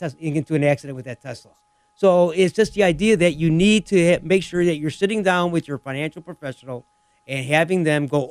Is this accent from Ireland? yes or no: no; Lemont, United States; my hometown of Lamont